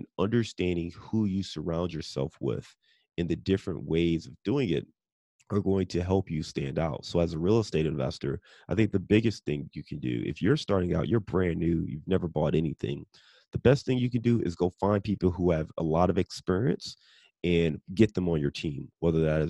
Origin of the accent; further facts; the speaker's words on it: Cleveland, Ohio, United States; I'm born and raised in Cleveland